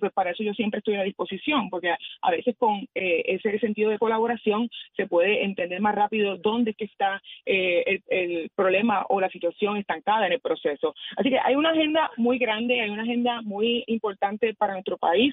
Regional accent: Puerto Rico; yo como mujer puertorriqueña

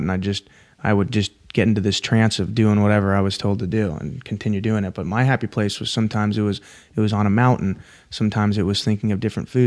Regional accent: California, United States; I'm from California.

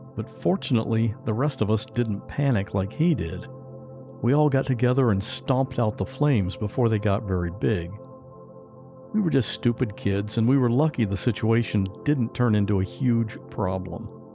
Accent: Westerville, Ohio, United States; I grew up in Ohio, in a little town called Westerville.

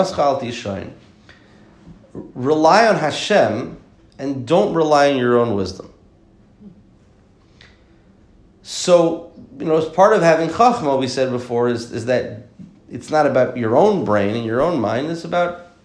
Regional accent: the South, United States; I'm from the South

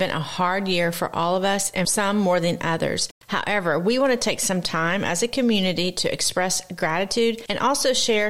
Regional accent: the South, United States; accent: country; now in South Florida, United States; Where you're from: I'm from the South, but moved to South Florida.

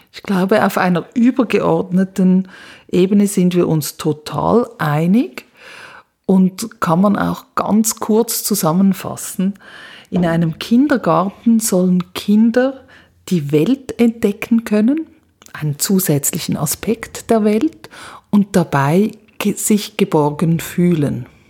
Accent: Switzerland; moved away as an adult; now in Graz, Austria; ich komme aus der Schweiz und ähm, bin aber seit 2009 im ganzen deutschsprachigen Raum am Arbeiten

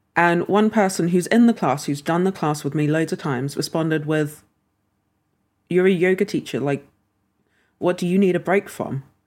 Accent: London, United Kingdom; we lived in London.

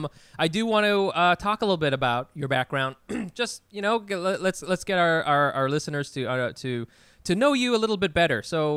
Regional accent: Anaheim, California, United States; I'm from Orange County, from Anaheim, and I grew up there in the 90s

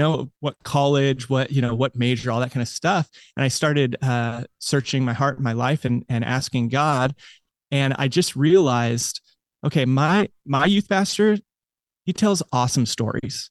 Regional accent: United States; I grew up in America

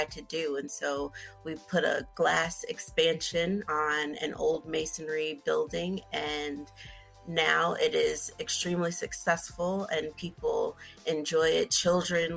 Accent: Chicago, Illinois, United States; growing up in Chicago

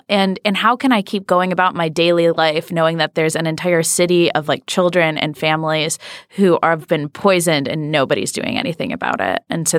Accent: Michigan, United States; I'm from Michigan. Yes.

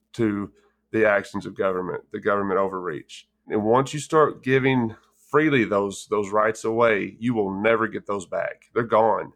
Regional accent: West Texas, United States; as a kid, I grew up in West Texas

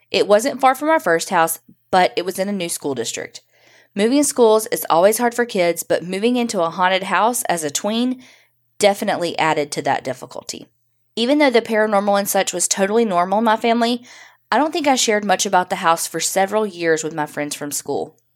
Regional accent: Northeast, United States; My parents like old houses, and growing up in the Northeast, there was no shortage of houses and local history and lore.

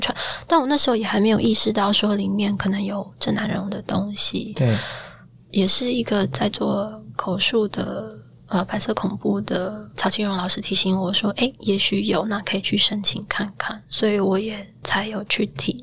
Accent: Taiwan; 我作为一个台湾人

